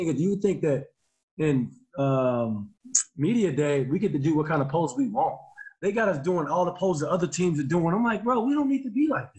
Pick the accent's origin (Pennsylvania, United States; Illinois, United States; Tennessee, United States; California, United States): Illinois, United States; southern